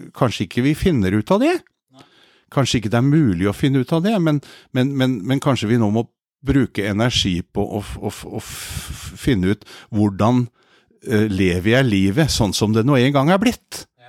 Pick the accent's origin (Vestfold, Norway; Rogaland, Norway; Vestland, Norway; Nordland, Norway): Vestfold, Norway; Kvelde; moved away as an adult; also born or lived in Oslo; født og oppvokst i Kvelde, så vi er nå hjemme.